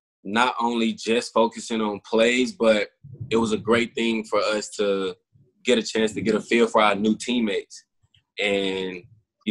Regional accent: Bassfield, Mississippi, United States; moved away as an adult; now in Houston, United States; my hometown, Bassfield, Mississippi

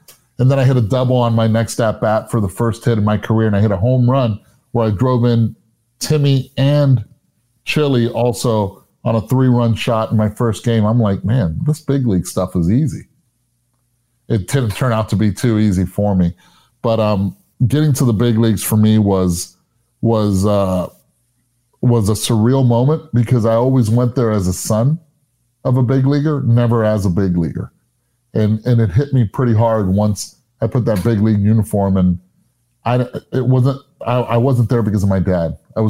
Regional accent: Puerto Rico; And I was raised in Puerto Rico. My baseball park in Puerto Rico was in Sports City, Roberto Clemente.

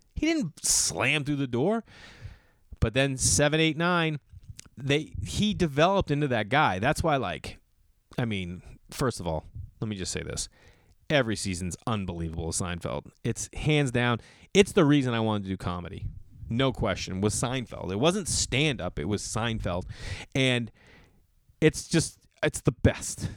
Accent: Boston, Massachusetts, United States; moved away; Boston, Massachusetts, my hometown.

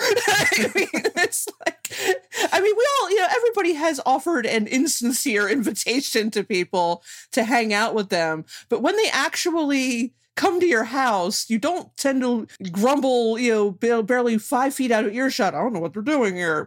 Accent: New Jersey, United States; I'm from New Jersey

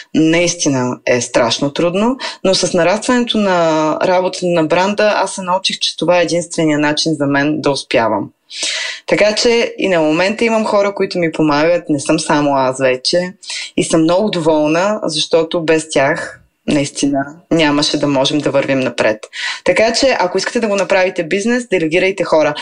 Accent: Veliko Tarnovo, Veliko Tarnovo Province, Bulgaria; now in Sofia, Bulgaria; аз съм от Велико Търново

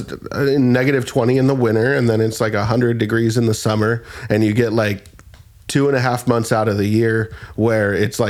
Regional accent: California, United States; born or raised there

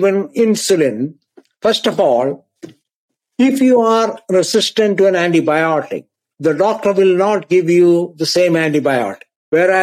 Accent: India; moved away as an adult; also born or lived in Scotland / Texas; now in United States; I was born in India. I did my medical training in India.

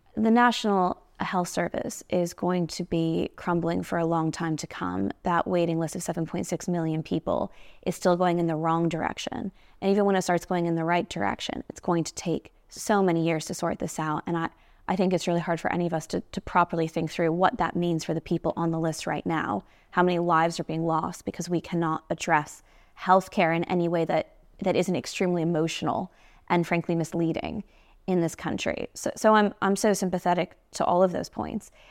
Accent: United States; moved away as an adult; now in United Kingdom; I'm from the United States

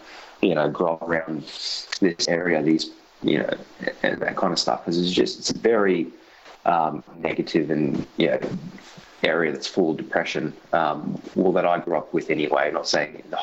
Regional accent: Sydney, New South Wales, Australia; growing up in Western Sydney was a pretty crazy experience. I grew up in Mount Druitt, and even worse, I grew up in a suburb called Wilmot

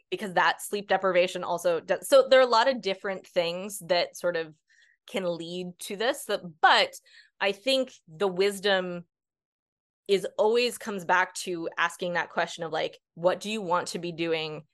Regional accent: Northeast, United States; I'm from the Northeast

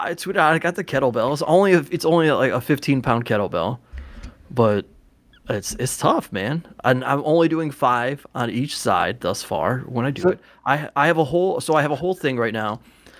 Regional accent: Ohio, United States; In Ohio.

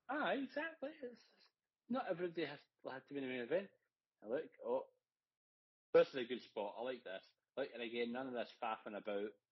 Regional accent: Scotland, United Kingdom; Now we're obviously Scottish, so we watch mostly Scottish games.

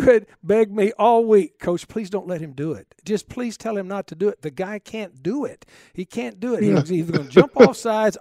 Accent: West Texas, United States; I grew up in West Texas

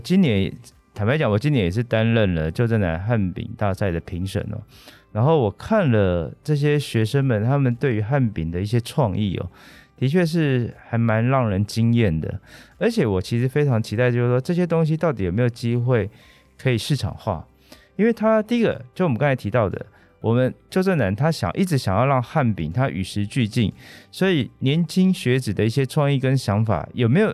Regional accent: Banqiao, New Taipei, Taiwan; 像我自己是板桥人，嗯哼。所以我从小都吃板桥长兴豆沙饼

